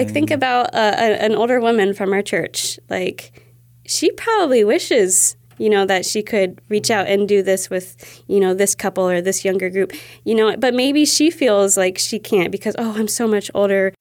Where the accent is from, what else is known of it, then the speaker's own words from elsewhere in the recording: Ohio, United States; also born or lived in New York; since I was probably seven years old, you know, when I moved from New York to Ohio.